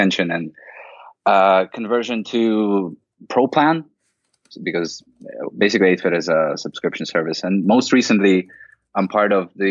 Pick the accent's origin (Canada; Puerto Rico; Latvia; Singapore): Latvia; now in Berlin, Germany; I come from Latvia, in Eastern Europe originally. I'm based in Berlin now